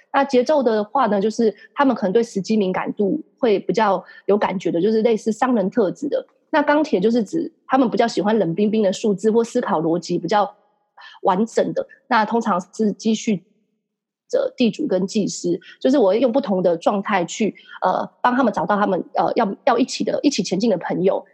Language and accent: Chinese; Taiwan; 我们台湾人或是亚洲人都有个习惯